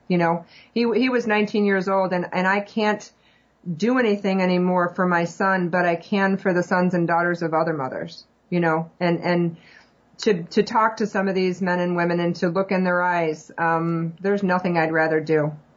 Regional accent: northern Illinois, United States; moved away as an adult; also born or lived in Georgia / Arizona / Germany; I was born and raised in northern Illinois

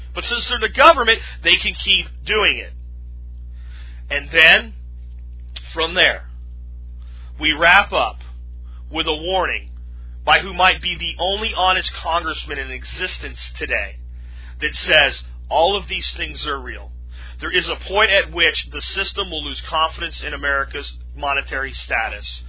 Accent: United States; I'm an American, damn it, and this is my home

